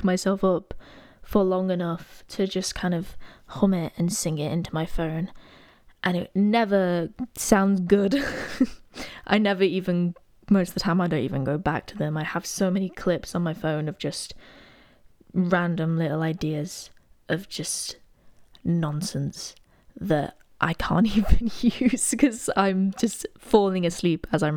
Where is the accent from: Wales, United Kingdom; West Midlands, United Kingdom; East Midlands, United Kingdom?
East Midlands, United Kingdom; Derby; moved away as an adult; now in Nottingham, United Kingdom; I'm originally from Derby, but I moved to Notts for uni